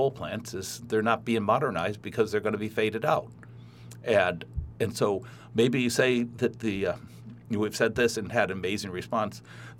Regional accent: Midwest, United States; I'm a Midwesterner. I'm just a solid citizen.

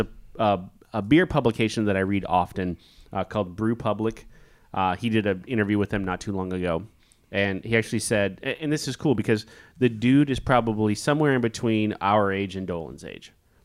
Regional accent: Kansas, United States; So the town I grew up in Kansas had less than 6,000 people, and that was small.

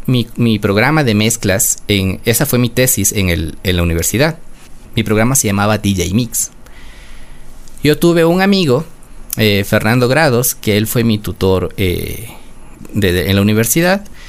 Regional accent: Quito, Pichincha, Ecuador; yo nací en Quito, de madre quiteña, de padre quiteño

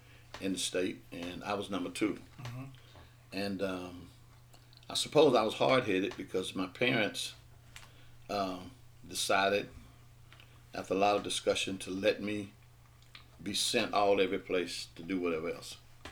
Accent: Grenada, Mississippi, United States; I was born and raised right here in Grenada

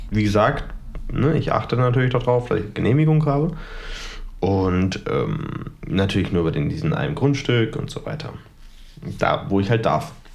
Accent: Germany; ich komme ja aus Tarant

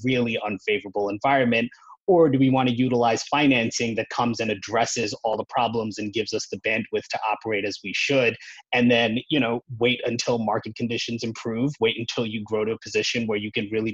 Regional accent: New York, United States; I grew up in New York, worked at investment banks like Goldman

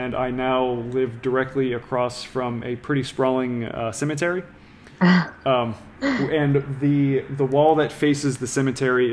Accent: New Orleans, Louisiana, United States; I was born and raised in New Orleans

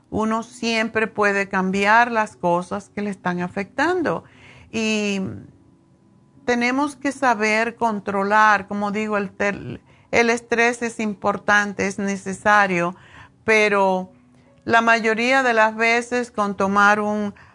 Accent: Cuba; moved away; Y estaban en eso cuando yo me fui de Cuba hace 100 años.

